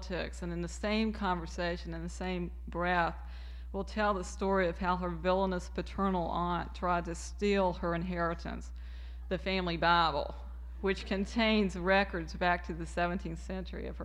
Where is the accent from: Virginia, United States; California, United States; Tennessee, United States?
Virginia, United States; I've never lived out of my home state, which is Virginia